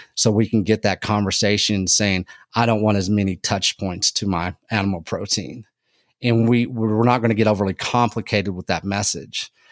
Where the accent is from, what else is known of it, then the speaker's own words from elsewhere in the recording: Texas, United States; I'm from Texas